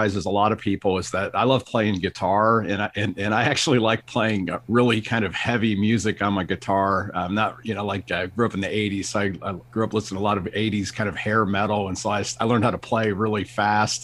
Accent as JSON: {"language": "English", "town": "Akron", "region": "Ohio", "country": "United States", "tie": "born or raised there", "moved": "yes", "said": "I grew up in Akron, Ohio, and my parents still live up in Northeast Ohio"}